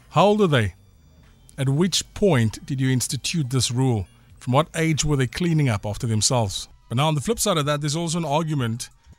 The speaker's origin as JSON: {"language": "English", "country": "Zimbabwe", "said": "I'm British, Zimbabwean."}